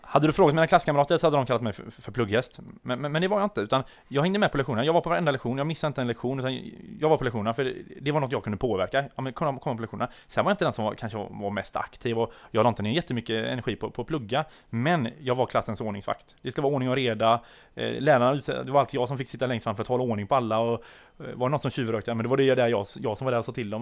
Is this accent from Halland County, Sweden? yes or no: yes; Tvååker, Halland County, Sweden; moved away; jag kommer ner från Tvååker utan, utanför Varberg. Eh, där jag är född och uppvuxen